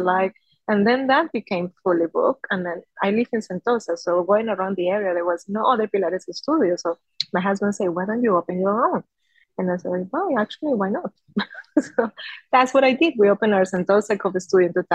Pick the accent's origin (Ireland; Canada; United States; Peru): Peru; moved away as an adult; also born or lived in Spain; now in Singapore; So I was born in Peru. 35 years ago, I might say. And then I moved to Spain as I was in my early 20s.